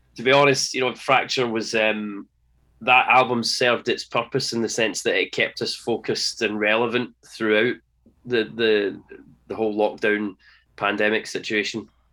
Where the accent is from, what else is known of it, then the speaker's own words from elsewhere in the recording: Scotland, United Kingdom; being Scottish, being Scottish